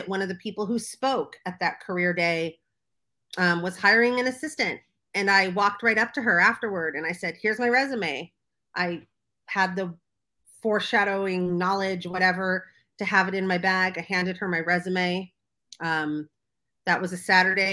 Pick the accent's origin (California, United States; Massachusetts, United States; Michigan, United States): California, United States; Los Angeles; also born or lived in New York; I grew up in Los Angeles